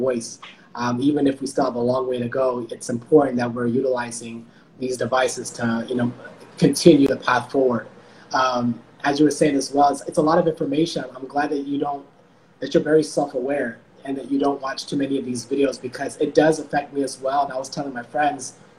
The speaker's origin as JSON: {"language": "English", "country": "United States", "tie": "born or raised there", "said": "My family's from Ethiopia and Eritrea, but I was born here in the States."}